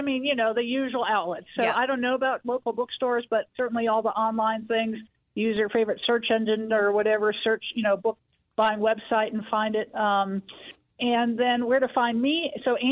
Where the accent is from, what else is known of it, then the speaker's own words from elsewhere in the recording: Wisconsin, United States; moved away as an adult; also born or lived in Chicago; now in Denver, United States; I grew up in Wisconsin